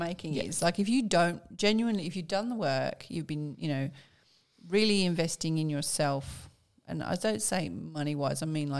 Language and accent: English; Birmingham, West Midlands, United Kingdom; moved away; I was brought up in Birmingham.